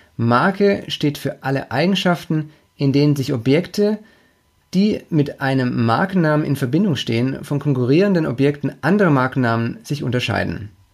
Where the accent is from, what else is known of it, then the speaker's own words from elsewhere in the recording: Stuttgart, Baden-Württemberg, Germany; Von München in meine Heimat nach Stuttgart